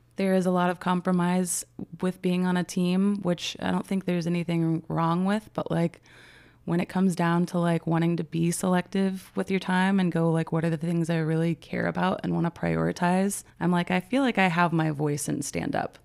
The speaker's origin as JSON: {"language": "English", "town": "Aurora", "region": "Colorado", "country": "United States", "tie": "born or raised there", "also_born_or_lived": "Texas", "moved": "as an adult", "said": "I grew up in Aurora, Colorado, born in Texas, but, like, yeah, was in Colorado from seven to, like, twenty-five"}